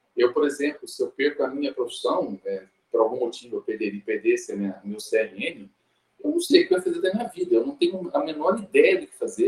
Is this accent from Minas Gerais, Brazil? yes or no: yes; Uberlândia, Minas Gerais, Brazil; eu sou de Uberlândia, lá no Triângulo Mineiro